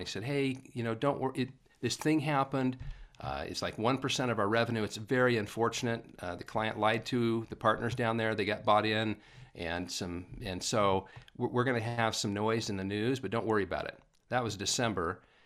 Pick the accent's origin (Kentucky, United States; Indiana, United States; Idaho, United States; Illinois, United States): Idaho, United States; Paul; moved away; also born or lived in California / Utah; born and raised in Paul, Idaho.